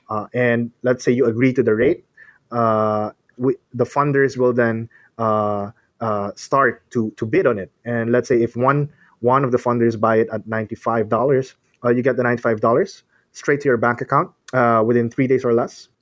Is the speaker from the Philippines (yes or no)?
yes; Manila, Metro Manila, Philippines; I'm from the Philippines. Uh, I grew up in Manila.